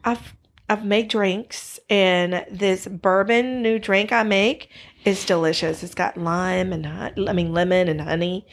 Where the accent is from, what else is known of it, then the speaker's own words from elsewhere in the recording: Greenville, South Carolina, United States; We are actually from Greenville, South Carolina. We are down here in the South